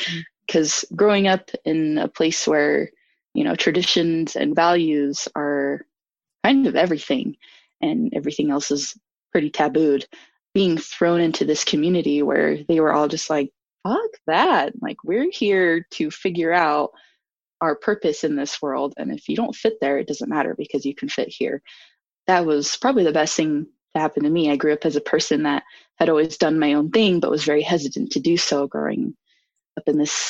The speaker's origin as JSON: {"language": "English", "town": "Logan", "region": "Utah", "country": "United States", "tie": "born or raised there", "lives_now": "Salt Lake City, United States", "said": "I grew up in Logan, Utah, really small town"}